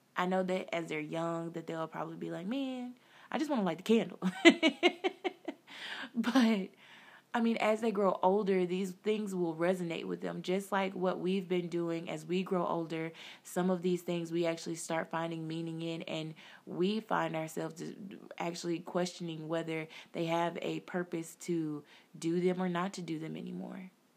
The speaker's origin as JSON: {"language": "English", "country": "United States", "said": "us as African Americans"}